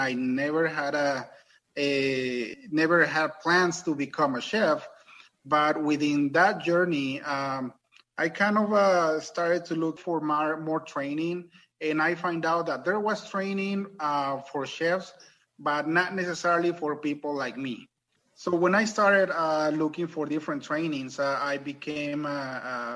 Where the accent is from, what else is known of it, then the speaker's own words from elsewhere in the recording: Mexico; accent: thick accent; English is a second language; now in United States; I was born and raised in Mexico